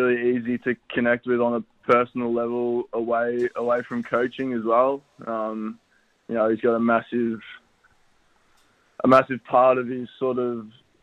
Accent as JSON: {"language": "English", "town": "Poowong", "region": "Victoria", "country": "Australia", "tie": "born or raised there", "said": "family was pretty much born and raised in Poowong as well. So, local footy out there was a massive part of my upbringing"}